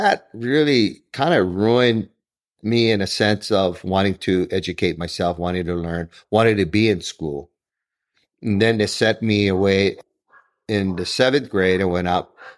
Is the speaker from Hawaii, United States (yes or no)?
yes; Honolulu, Hawaii, United States; I grew up in Kalihi